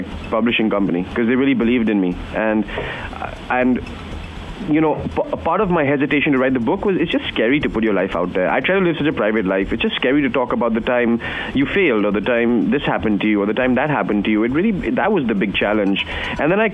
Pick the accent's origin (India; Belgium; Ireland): India; New Delhi, Delhi; moved away as an adult; now in Los Angeles, United States; growing up in India, the journey from New Delhi to Los Angeles